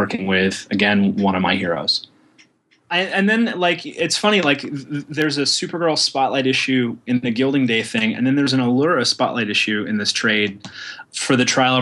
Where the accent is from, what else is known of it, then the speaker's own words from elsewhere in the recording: Oklahoma, United States; I was raised in Oklahoma